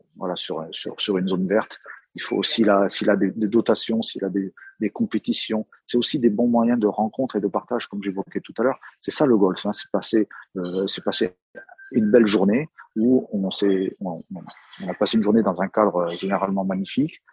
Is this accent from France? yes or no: yes; Brittany, France; Moi, je suis breton